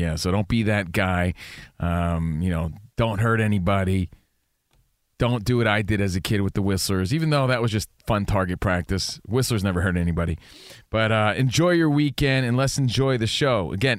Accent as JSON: {"language": "English", "region": "New Jersey", "country": "United States", "tie": "born or raised there", "moved": "yes", "lives_now": "Los Angeles, United States", "said": "growing up in New Jersey"}